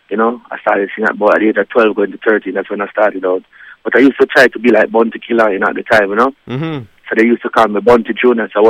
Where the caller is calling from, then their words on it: Jamaica; I'm calling from Jamaica